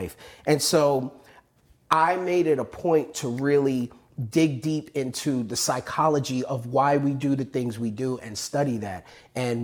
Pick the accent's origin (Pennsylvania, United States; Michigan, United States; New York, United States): New York, United States; I grew up in New York, and it was very fast-paced.